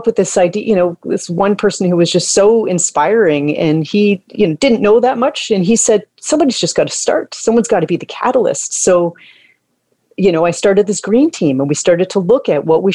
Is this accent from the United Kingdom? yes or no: no; Toronto, Ontario, Canada; I grew up here in Toronto in the Toronto Ravine System, kind of in the ravine system as a kid.